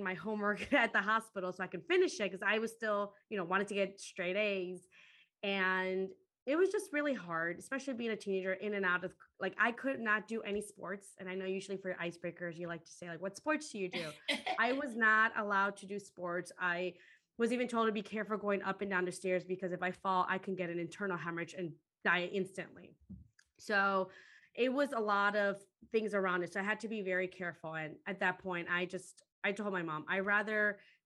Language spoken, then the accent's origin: English; Chicago, Illinois, United States; also born or lived in Guatemala; I ended up growing up in Chicago